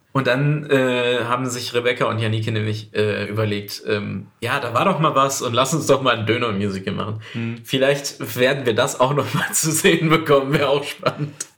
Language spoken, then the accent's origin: German; Duisburg, North Rhine-Westphalia, Germany; Ich komme aus Duisburg